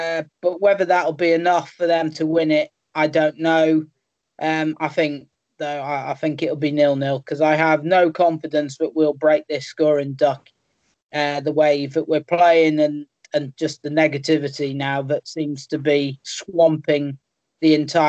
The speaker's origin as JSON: {"language": "English", "town": "Crewe", "region": "North West England", "country": "United Kingdom", "tie": "born or raised there", "said": "my hometown club, Crewe."}